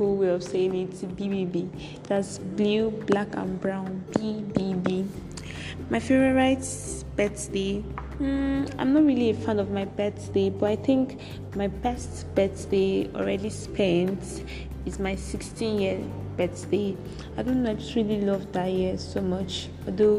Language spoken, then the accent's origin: English; Cross River, Nigeria; I'm from Cross River States. I'm a Nigerian.